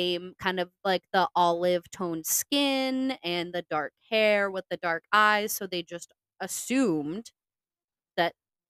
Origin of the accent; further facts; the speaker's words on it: Plymouth, Massachusetts, United States; At least that's how, like, even growing up in Plymouth, Massachusetts, which is, like, about, or, like, what